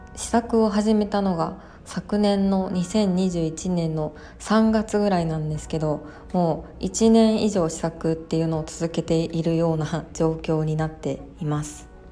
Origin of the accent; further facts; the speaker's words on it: Kobe, Hyogo, Japan; 私の地元の兵庫県神戸市